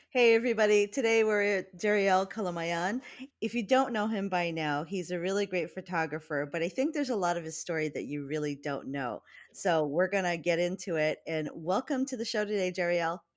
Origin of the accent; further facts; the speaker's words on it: Hawaii, United States; we're from Hawaii